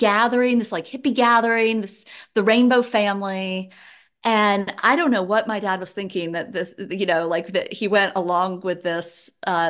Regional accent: Shreveport, Louisiana, United States; born there; So I was born on a dark and stormy night in Shreveport, Louisiana. And then my family moved

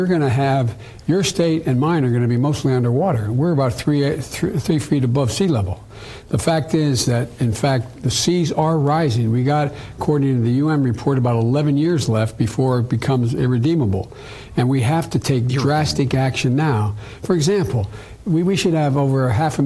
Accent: Scranton, Pennsylvania, United States; where I come from in Scranton

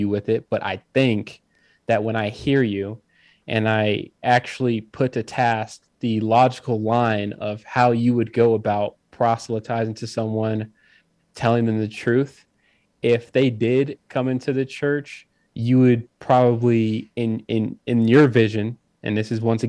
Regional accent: Mississippi, United States; moved away; also born or lived in California; I was actually born in the South, Mississippi

